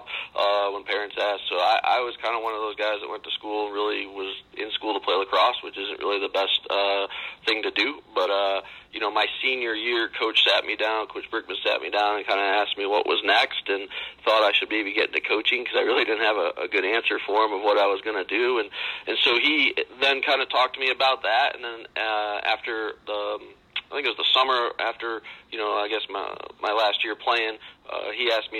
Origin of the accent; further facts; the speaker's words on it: Syracuse, New York, United States; I grew up right outside Syracuse, New York